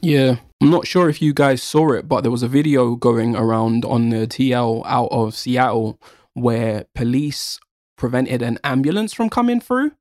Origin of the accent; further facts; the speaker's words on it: United Kingdom; I'm a British born Jamaican.